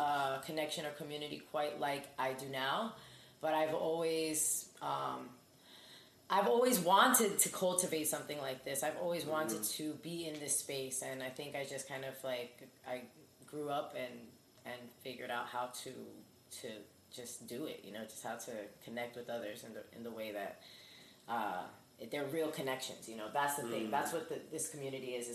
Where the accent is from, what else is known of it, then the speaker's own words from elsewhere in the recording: Elizabeth, New Jersey, United States; I'm from Union County. I'm from Elizabeth.